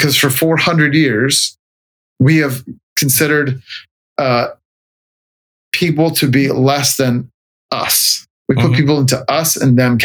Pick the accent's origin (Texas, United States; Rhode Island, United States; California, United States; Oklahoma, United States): California, United States; Los Angeles; moved away as an adult; also born or lived in San Diego / Norfolk, Virginia; I'm from California. Mm-hmm. And I'm from Southern California, was born in LA, lived in San Diego for a long time